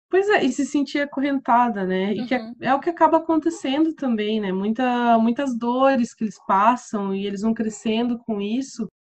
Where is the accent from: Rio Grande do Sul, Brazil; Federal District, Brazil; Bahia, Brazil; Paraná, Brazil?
Paraná, Brazil; Curitiba; moved away as an adult; also born or lived in Goiás; now in Seville, Spain; morei em Curitiba quase minha vida inteira, então meu sotaque ainda me entrega